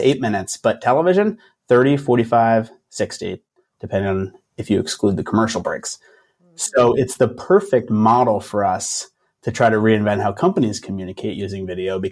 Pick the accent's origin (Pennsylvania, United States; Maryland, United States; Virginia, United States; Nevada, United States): Pennsylvania, United States; Philadelphia; also born or lived in Los Angeles; I'm from Philadelphia. I'm kind of a Philadelphia guy